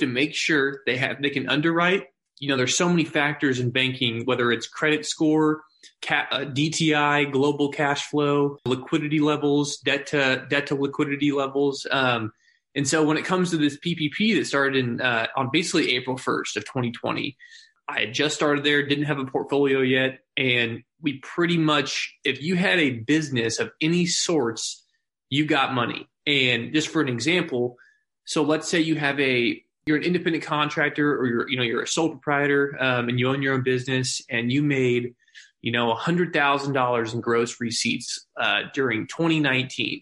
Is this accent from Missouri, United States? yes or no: yes; Springfield, Missouri, United States; I'm born and raised in Springfield